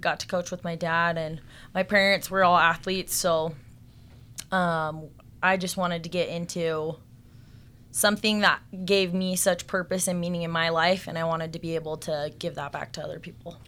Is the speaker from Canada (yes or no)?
no; Salt Lake City, Utah, United States; I grew up here in Salt Lake